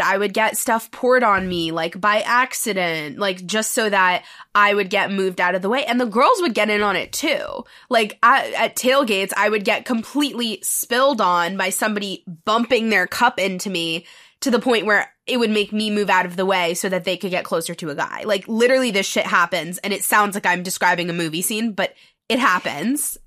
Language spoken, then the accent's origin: English; New York City, New York, United States; moved away as an adult; also born or lived in Los Angeles, California; I'm from New York City, born and raised.